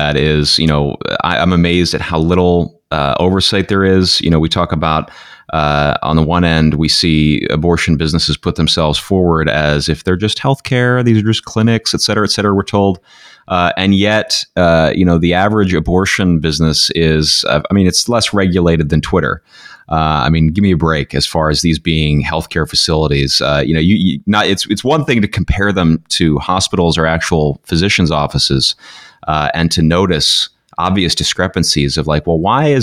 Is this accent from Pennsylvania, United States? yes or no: yes; Pennsylvania, United States; moved away; I'm from Pennsylvania originally